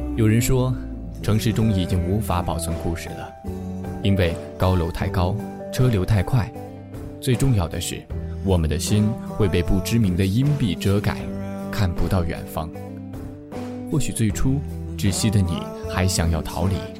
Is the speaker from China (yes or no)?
yes; northern China, China; 作为北方人的我